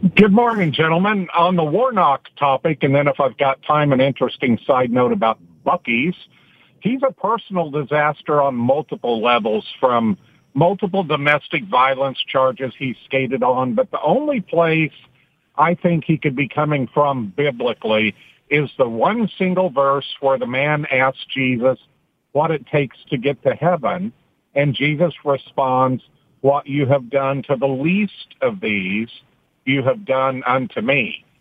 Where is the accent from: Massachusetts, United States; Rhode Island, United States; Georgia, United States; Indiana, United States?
Georgia, United States; Lindale; now in Long Island, United States; I'm originally from Lindale, Georgia